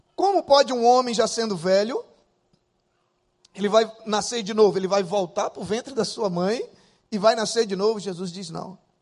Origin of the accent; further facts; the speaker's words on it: interior of Acre, Brazil; also born or lived in Rio de Janeiro, Brazil; now in Rio Branco, Brazil; eu sou do interior do Acre. E da minha cidade, do interior, pra onde eu nasci, eram vinte e quatro horas de barco. Com doze anos de idade, eu morava lá